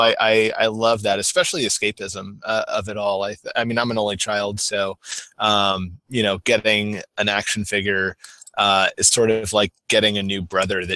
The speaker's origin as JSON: {"language": "English", "region": "the South", "country": "United States", "tie": "born or raised there", "said": "growing up in the South"}